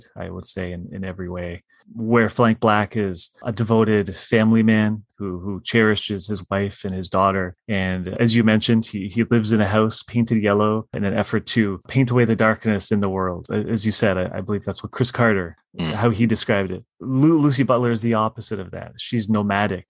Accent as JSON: {"language": "English", "town": "Windsor", "region": "Ontario", "country": "Canada", "tie": "born or raised there", "said": "growing up where I did. I live in Windsor, Ontario, Canada, and we're a border city"}